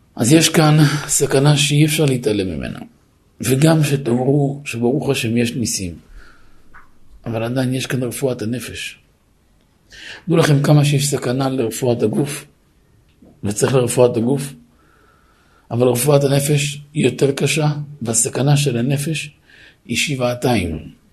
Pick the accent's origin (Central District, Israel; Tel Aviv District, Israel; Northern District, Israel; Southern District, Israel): Southern District, Israel; Netivot; גדלתי בנתיבות